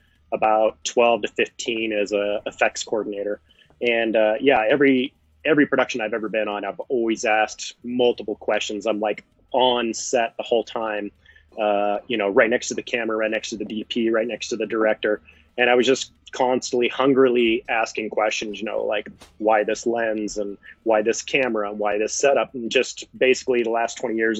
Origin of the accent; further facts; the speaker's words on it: Seattle, Washington, United States; I come from the Pacific Northwest up in Seattle, Washington, Oregon, Idaho area.